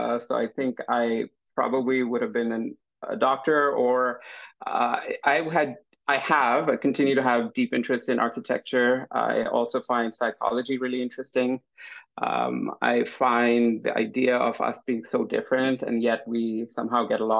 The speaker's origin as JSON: {"language": "English", "town": "Vancouver", "region": "British Columbia", "country": "Canada", "tie": "born or raised there", "said": "I grew up in Vancouver. I spent my entire professional career in Vancouver"}